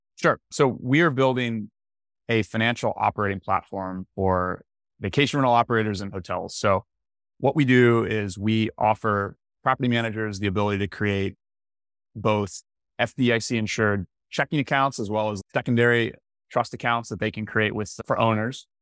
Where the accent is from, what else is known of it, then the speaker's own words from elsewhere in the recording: Tallahassee, Florida, United States; I'm from Florida, from Tallahassee, Florida originally.